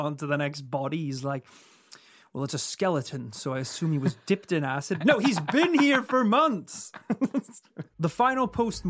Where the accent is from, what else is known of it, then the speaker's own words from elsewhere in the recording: Yorkshire and the Humber, United Kingdom; accent: Yorkshire; there's maybe like a couple of those lines that I could clean up a little bit with my Yorkshire accent.